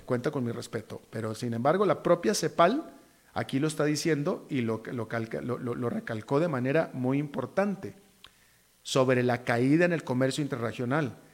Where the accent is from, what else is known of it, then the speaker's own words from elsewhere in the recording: Costa Rica; como tico